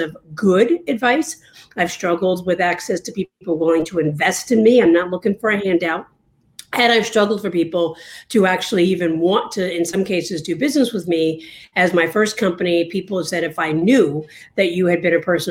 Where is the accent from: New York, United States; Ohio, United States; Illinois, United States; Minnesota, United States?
New York, United States; now in Washington, D.C., United States; I'm originally from New York